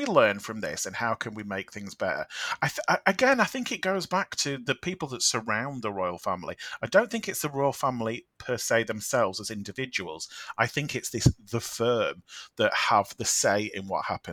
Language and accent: English; United Kingdom; we, as the British public